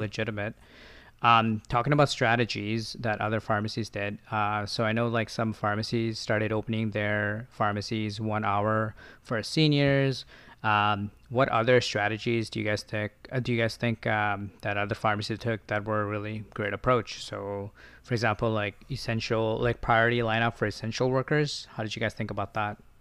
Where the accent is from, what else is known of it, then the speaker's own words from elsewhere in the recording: Ontario, Canada; moved away as an adult; now in Victoria, Canada; I'm from Ontario. I used to work as an assistant